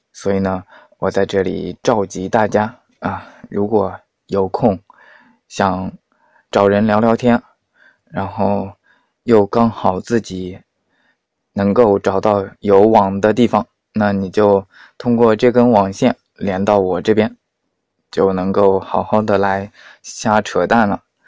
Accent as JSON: {"language": "Chinese", "region": "Hunan", "country": "China", "said": "我们湖南那边 的习俗，应该是这样的。大年三十晚上要吃猪蹄"}